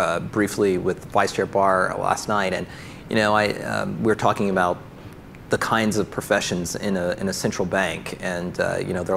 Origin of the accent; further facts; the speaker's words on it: Arkansas, United States; now in Washington, United States; a kid from Arkansas, one of the most agriculturally dependent states